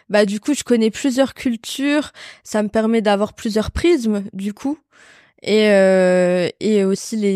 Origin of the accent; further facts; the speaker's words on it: France; je suis née en France, ma mère est portugaise, à 100%. Mon père est marocain